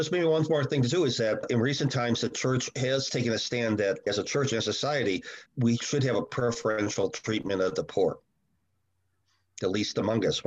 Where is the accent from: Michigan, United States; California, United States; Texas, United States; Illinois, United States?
Illinois, United States; Chicago; I grew up in Chicago in the 60s and 70s, very strong union towns with a strong Catholic base